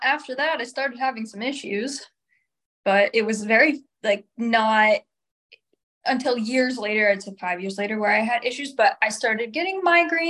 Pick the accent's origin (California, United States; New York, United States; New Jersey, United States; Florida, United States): New York, United States; Albany; moved away as an adult; now in San Diego, United States; I actually was born and raised until I was 20 in upstate New York. I was from Albany, Saratoga County area